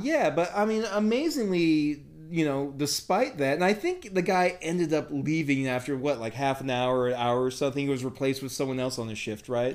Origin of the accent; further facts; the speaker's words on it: United States; I'm the American